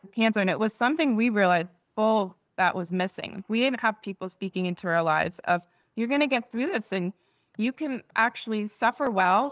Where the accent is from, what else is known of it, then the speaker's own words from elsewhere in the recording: Netherlands; moved away; I was born there in the Netherlands